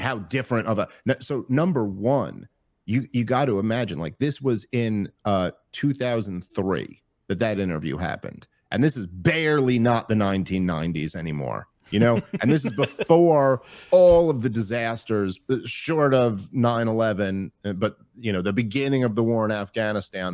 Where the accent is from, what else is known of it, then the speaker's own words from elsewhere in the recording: United States; as an American